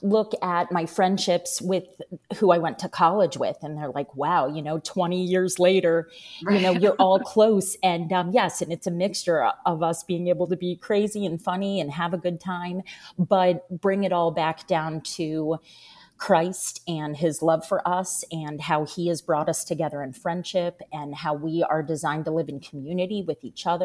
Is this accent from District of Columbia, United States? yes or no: yes; Washington, District of Columbia, United States; moved away as an adult; now in Jacksonville, United States; I now live in Jacksonville, Florida. I grew up in Washington, D.C.